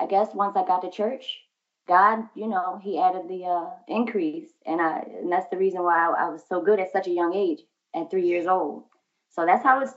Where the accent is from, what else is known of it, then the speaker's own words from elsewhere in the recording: Philadelphia, Pennsylvania, United States; Growing up in Philly